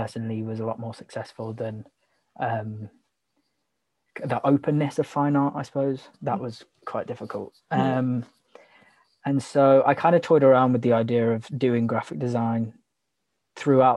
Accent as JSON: {"language": "English", "town": "Broxbourne", "region": "East of England", "country": "United Kingdom", "tie": "born or raised there", "also_born_or_lived": "Manchester", "moved": "as an adult", "said": "I grew up in Hertfordshire, Broxbourne."}